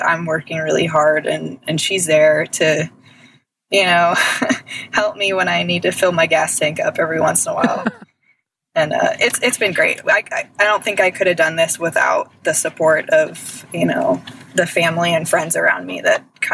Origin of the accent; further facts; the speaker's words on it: Westlake Village, California, United States; also born or lived in upstate New York; I moved back home to California